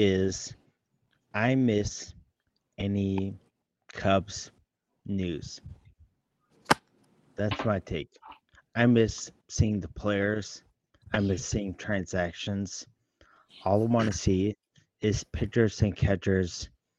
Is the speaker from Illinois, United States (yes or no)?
yes; Chicago, Illinois, United States; we're all from Chicago